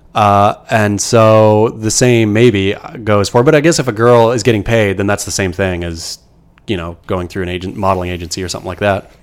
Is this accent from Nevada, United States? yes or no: no; Oregon, United States; now in California, United States; growing up in Oregon